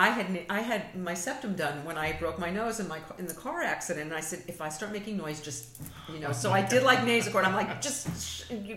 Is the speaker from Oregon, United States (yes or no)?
no; New York, United States; I'm a New Yorker